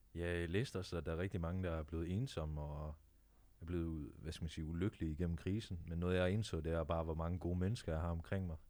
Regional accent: Jutland, Denmark; now in Copenhagen, Denmark; jeg er oprindeligt fra Jylland

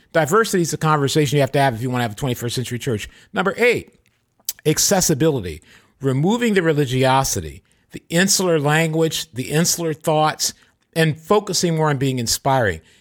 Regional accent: Michigan, United States; now in California, United States; Michigan, my home state, or this, my home state's California, but where I grew up.

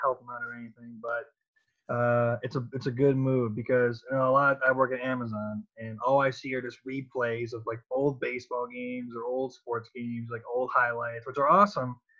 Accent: Cleveland, Ohio, United States; I'm from Cleveland

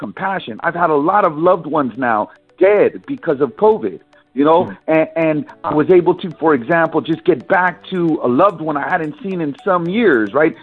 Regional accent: San Francisco, California, United States; I was born and raised in San Francisco

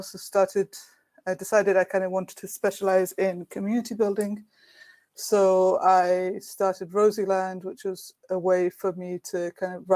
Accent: Brighton, South East England, United Kingdom; in Brighton in the UK, in my hometown

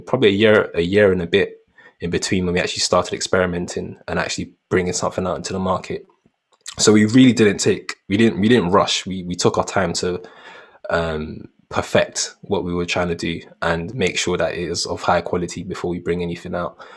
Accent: London, United Kingdom; growing up in Peckham

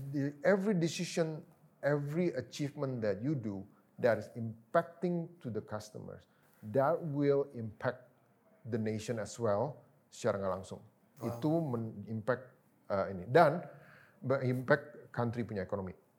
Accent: Jakarta, Indonesia; moved away as an adult; also born or lived in Thailand; kita dari Jakarta

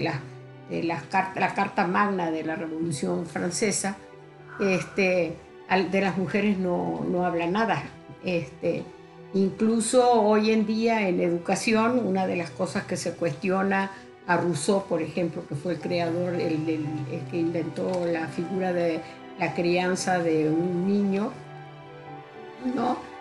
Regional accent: Uruguay; moved away as an adult; now in León, Mexico; soy uruguaya, este, radico en México hace 42 años

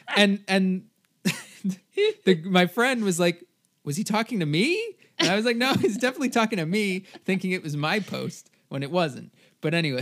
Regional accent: New Jersey, United States; moved away as an adult; now in California, United States; I am from New Jersey. I now go to school in California

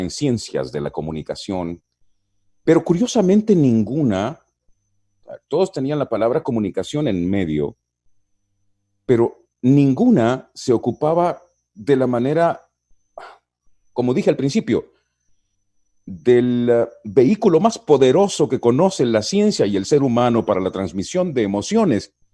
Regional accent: San Miguel, El Salvador; Yo nací en San Miguel, que queda al oriente del Salvador

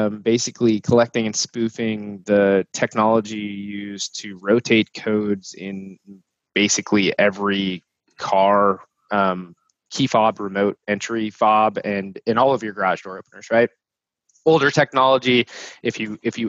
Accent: North Texas suburbia, United States; moved away as an adult; also born or lived in Italy; growing up in North Texas suburbia

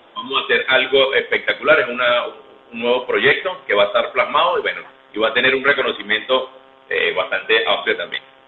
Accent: Barquisimeto, Lara, Venezuela; soy nativo de aquí de por supuesto, tengo familia en Maracaibo, pero soy de aquí, soy larense, larense

